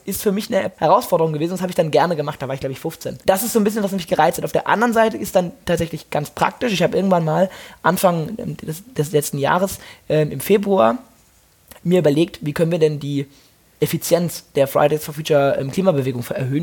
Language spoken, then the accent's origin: German; Mainz, Rhineland-Palatinate, Germany; Also ich bin ja auch in Mainz aufgewachsen